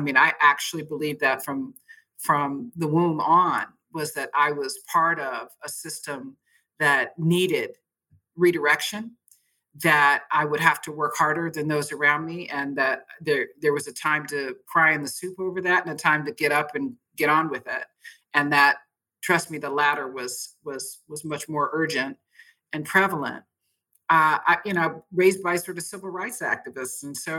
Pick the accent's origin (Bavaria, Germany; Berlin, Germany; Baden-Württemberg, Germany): Berlin, Germany; also born or lived in Austria; how to live overseas as I was raised in Berlin and Austria and different parts of Europe in the military setting.